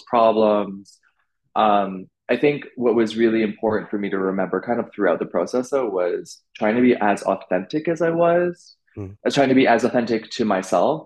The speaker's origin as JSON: {"language": "English", "town": "Vancouver", "region": "British Columbia", "country": "Canada", "tie": "born or raised there", "also_born_or_lived": "London / Beijing", "moved": "as an adult", "lives_now": "New York, United States", "said": "I'm from Vancouver, so I go home quite often."}